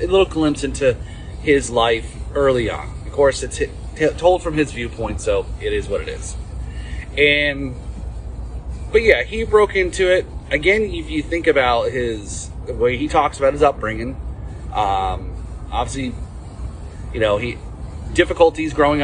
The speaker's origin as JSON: {"language": "English", "region": "Northeast", "country": "United States", "tie": "born or raised there", "also_born_or_lived": "New Jersey", "moved": "yes", "said": "I grew up in the Northeast"}